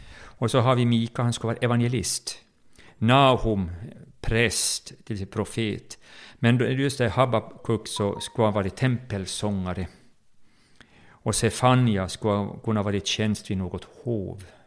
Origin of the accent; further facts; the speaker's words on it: Jakobstad, Ostrobothnia, Finland; moved away as an adult; also born or lived in Bromma, Stockholm, Sweden; now in Stockholm, Sweden; jag var uppväxt i Pingkyrkan i Jakobstad